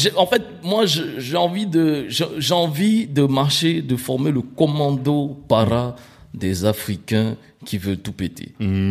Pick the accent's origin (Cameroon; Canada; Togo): Cameroon; also born or lived in Abidjan, Côte d'Ivoire; now in Paris, France; né à Paris, mais grandi au Cameroun, revenu à Paris